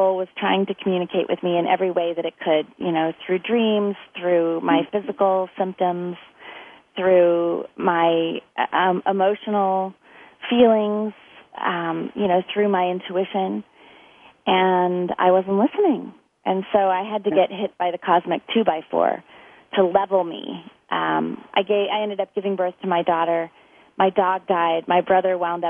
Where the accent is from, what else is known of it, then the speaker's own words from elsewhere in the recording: United States; moved away; also born or lived in San Diego, California / Orlando, Florida; I grew up, well, between San Diego and Orlando, Florida